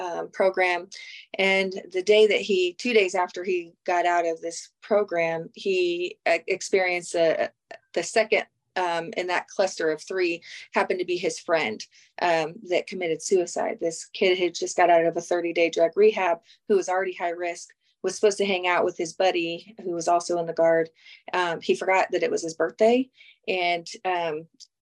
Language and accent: English; Kansas, United States; I'm from Kansas